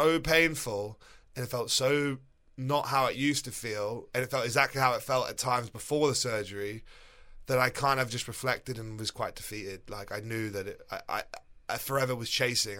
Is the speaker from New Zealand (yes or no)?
no; England, United Kingdom; moved away as an adult; also born or lived in New York, United States / Florida, United States; now in United States; I grew up in England till I was twenty-seven